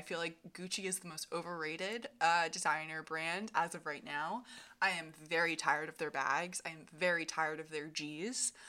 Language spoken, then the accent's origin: English; Vermont, United States; moved away as an adult; now in Philadelphia, United States; I grew up in Vermont, right across the border from Ginny.